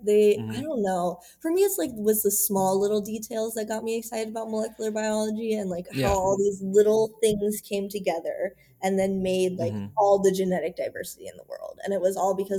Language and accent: English; Missouri, United States; I grew up in Missouri, so I had lakes and rivers